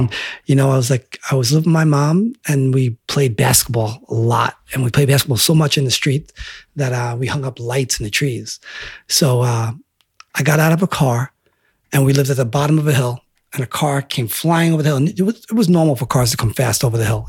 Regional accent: Selden, New York, United States; growing up in Selden

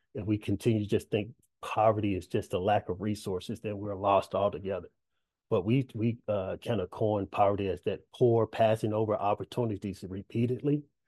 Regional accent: Dallas, Texas, United States; I'm from Pleasant Grove, southeast area of Dallas, Texas

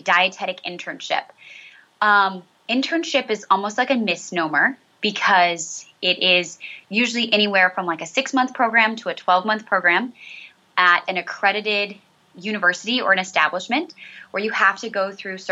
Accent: southeast Nebraska, United States; moved away as an adult; also born or lived in Chicago suburbs, Illinois; now in Maryland, United States; I am originally from Nebraska, southeast Nebraska, born and raised there

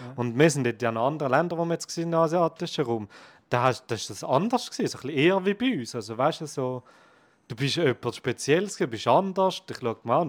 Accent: Switzerland; bei uns in der Schweiz

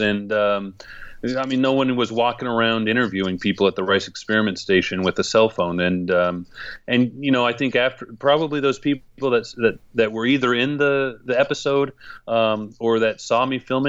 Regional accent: Gridley, California, United States; also born or lived in Santa Cruz, California / Prague, Czech Republic; my hometown of Gridley with a population of 6,000 people

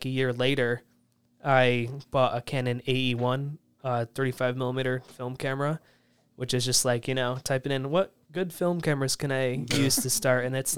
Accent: New York, United States; I grew up in the Southern Tier, so there's a lot of nature.

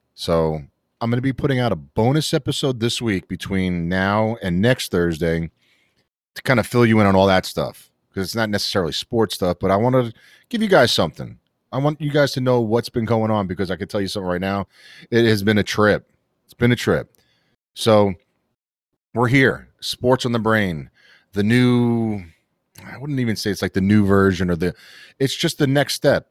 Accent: New York City, New York, United States; I'm a kid from Queens, born and raised in the city

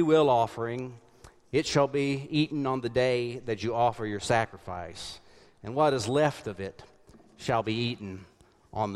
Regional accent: South Carolina, United States; growing up in the United Methodist Church in South Carolina

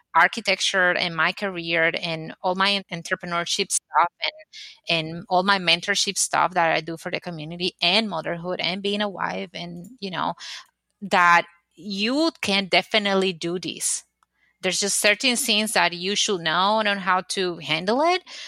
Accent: Dominican Republic; moved away as an adult; now in United States; I am originally from the Dominican Republic and I used to have a business back there

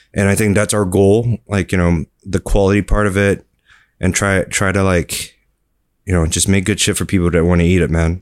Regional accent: Fremont, California, United States; moved away as an adult; now in Singapore; I was born in Singapore and I grew up in California

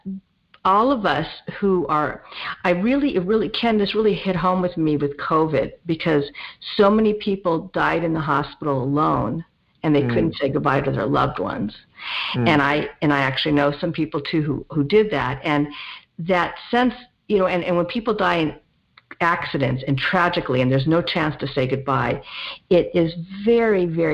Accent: Los Angeles, California, United States; I grew up in the San Fernando Valley in the 1970s. So I'm a Valley girl. And I haven't really gone far. I still live in the general area.

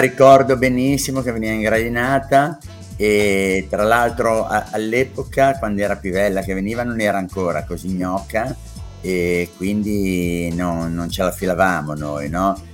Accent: Genoa, Liguria, Italy; io sono eh, nato a Rivarolo, ma per sbaglio, e a, al Celesia, perché i miei abitavano là, ma sono di Piazza Paolo da Novi

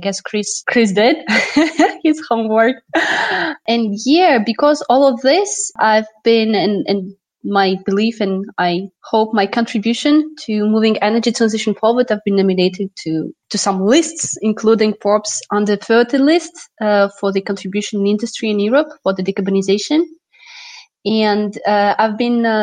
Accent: Russia; moved away as an adult; also born or lived in Moscow, Russia; now in France; I'm Russian-French, and basically I moved out from Russia to France to work on energy transition challenges.

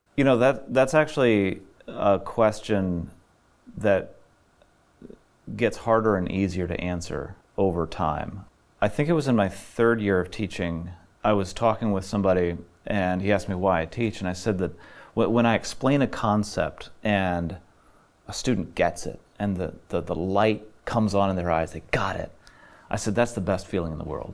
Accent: Middlefield, Ohio, United States; also born or lived in Illinois / Faith Mission Home; landed in Ohio, and that's where I grew up in Middlefield, Ohio

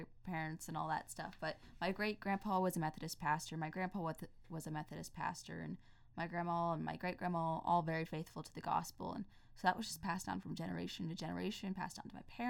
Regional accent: Pennsylvania, United States; now in California, United States; I grew up in Pennsylvania, now I'm in California

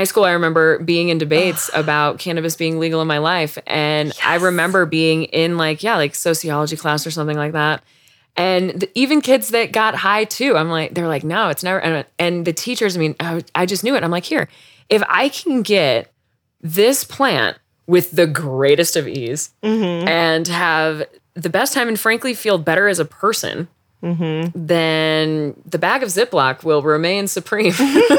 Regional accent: Denver, Colorado, United States; I grew up by Red Rocks.

